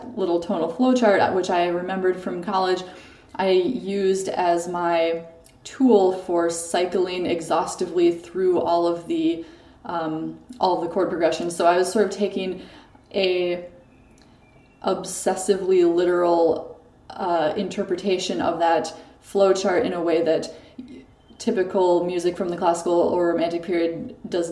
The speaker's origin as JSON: {"language": "English", "town": "Waseca", "region": "Minnesota", "country": "United States", "tie": "born or raised there", "also_born_or_lived": "Chicago, Illinois", "moved": "yes", "lives_now": "Paris, France", "said": "grew up in Waseca, Minnesota"}